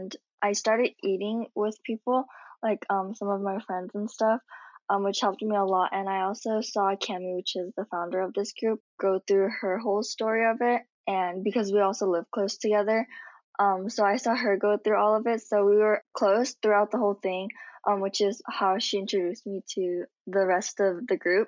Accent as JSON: {"language": "English", "region": "California", "country": "United States", "said": "I'm from California"}